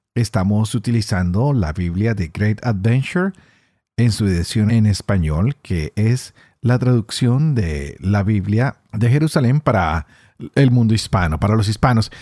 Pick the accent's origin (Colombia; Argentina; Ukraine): Colombia; yo que soy colombiano